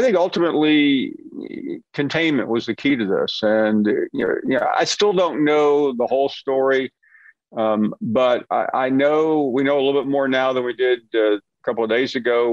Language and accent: English; Alabama, United States; the Alabama Auburn rivalry I, I, I grew up on in in Alabama